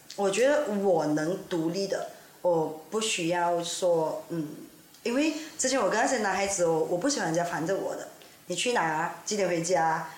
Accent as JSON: {"language": "Chinese", "town": "Ipoh", "region": "Perak", "country": "Malaysia", "moved": "yes", "lives_now": "Kuala Lumpur, Malaysia", "said": "我来这霹雳州怡保，但是现在是在 K L 定居的"}